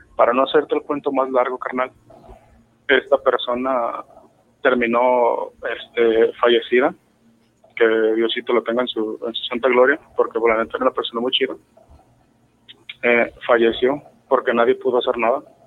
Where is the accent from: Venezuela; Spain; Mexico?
Mexico; Guadalajara, Jalisco; soy de, la ciudad de Guadalajara